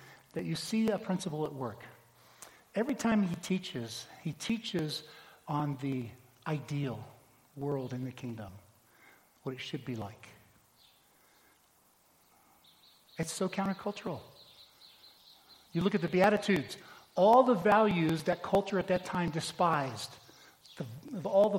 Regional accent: United States; as American Christians

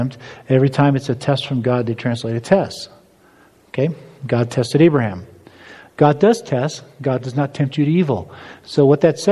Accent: United States; As an American

